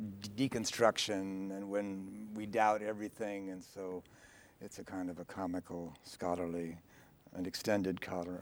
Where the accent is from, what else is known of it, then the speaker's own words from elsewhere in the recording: Shillington, Pennsylvania, United States; I was born in the Reading Hospital and was taken to my grandfather's home in Shillington, which is a suburb, streetcar suburb of Reading.